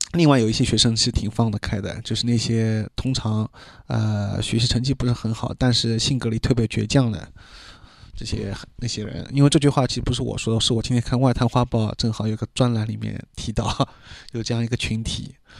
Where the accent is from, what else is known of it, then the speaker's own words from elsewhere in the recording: Shanghai, China; accent: Shanghainese; 我当时在里面说上海话又显得很尴尬